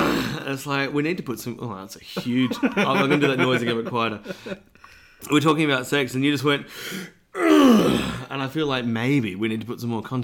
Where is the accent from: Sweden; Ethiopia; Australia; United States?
Australia; because I'm Australian.